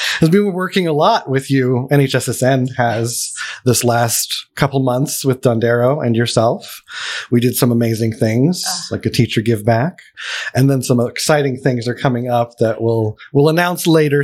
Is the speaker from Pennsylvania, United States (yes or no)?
yes; Allentown, Pennsylvania, United States; I'm from Pennsylvania Where? too, Allentown.